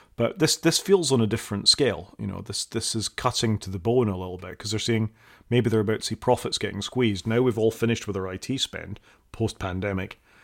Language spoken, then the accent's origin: English; Scotland, United Kingdom; I'm a Scot